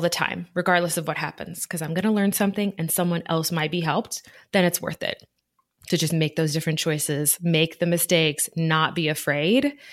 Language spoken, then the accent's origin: English; Midwest, United States; I grew up primarily in the Midwest throughout different areas of the United States, Midwest, a few different states. And I was pretty much the only brown person I knew.